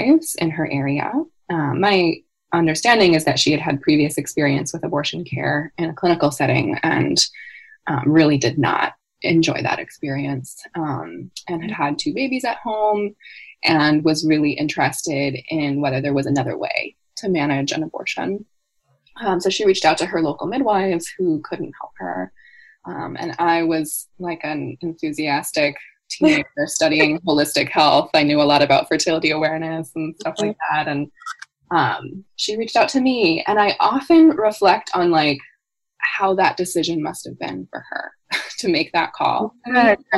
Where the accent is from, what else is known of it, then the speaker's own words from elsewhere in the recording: California, United States; moved away; I was born and raised in California in the United States, and I now live quite far from there